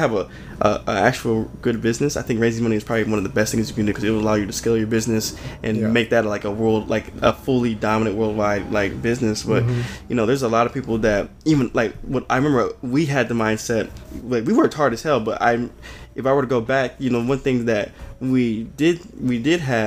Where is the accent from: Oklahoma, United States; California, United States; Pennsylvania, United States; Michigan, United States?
Michigan, United States; Farmington Hills; also born or lived in Detroit; I was born in Detroit. My brother and sister, they were born in Farmington Hills. We ended up moving out here, and you know, I grew up most of my life in Farmington Hills